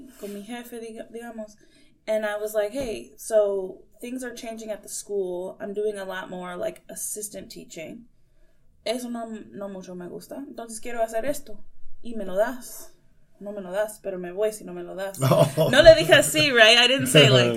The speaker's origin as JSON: {"language": "English", "region": "Michigan", "country": "United States", "tie": "born or raised there", "also_born_or_lived": "Missouri / Ohio / India", "moved": "as an adult", "lives_now": "St. Louis, United States", "said": "I was born in Missouri. Grew up in Michigan."}